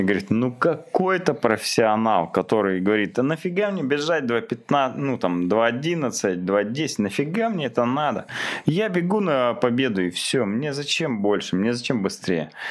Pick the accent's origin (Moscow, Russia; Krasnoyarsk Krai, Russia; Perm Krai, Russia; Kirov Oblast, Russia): Krasnoyarsk Krai, Russia; Krasnoyarsk; also born or lived in Idrinsky District; я родился в Красноярске